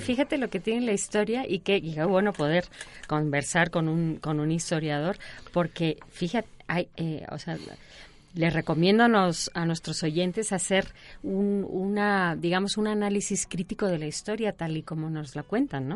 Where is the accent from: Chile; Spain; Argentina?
Spain; yo soy española